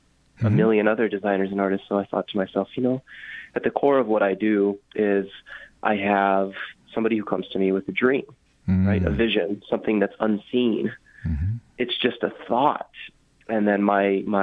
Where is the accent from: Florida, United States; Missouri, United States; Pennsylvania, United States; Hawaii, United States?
Hawaii, United States; I was born and raised in Hawaii.